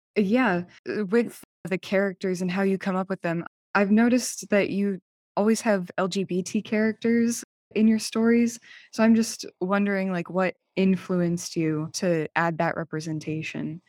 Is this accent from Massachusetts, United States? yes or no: yes; Massachusetts, United States; I'm also from Massachusetts